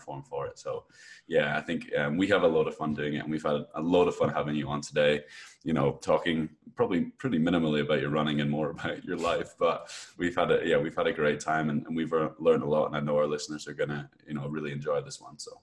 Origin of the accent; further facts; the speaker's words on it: Edinburgh, Scotland, United Kingdom; I'm from Scotland, Edinburgh in Scotland.